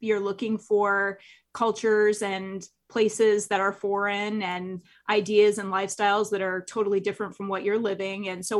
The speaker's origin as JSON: {"language": "English", "region": "Nebraska", "country": "United States", "tie": "born or raised there", "moved": "yes"}